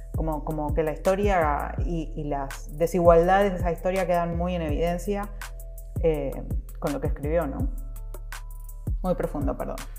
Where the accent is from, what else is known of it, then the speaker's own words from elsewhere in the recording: Argentina; lo voy a pronunciar como la argentina que soy